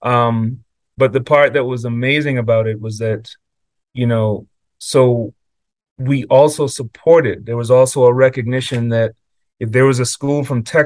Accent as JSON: {"language": "English", "country": "Cayman Islands", "tie": "born or raised there", "moved": "yes", "said": "when I grew up in Cayman, my family was a family of teachers"}